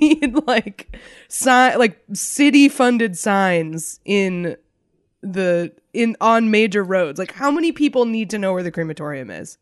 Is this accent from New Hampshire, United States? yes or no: yes; New Hampshire, United States; growing up in New Hampshire, Raymond was, like, a punchline